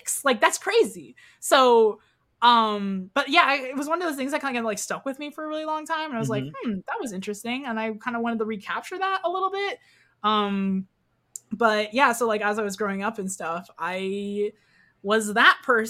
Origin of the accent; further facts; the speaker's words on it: Kansas, United States; I grew up in Kansas, by the way, so Bible Belt